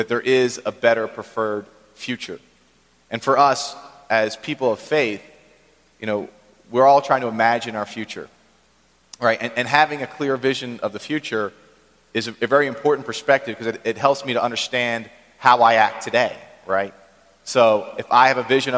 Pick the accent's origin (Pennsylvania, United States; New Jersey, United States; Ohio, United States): Pennsylvania, United States; Philadelphia; also born or lived in Maryland; I grew up in Philadelphia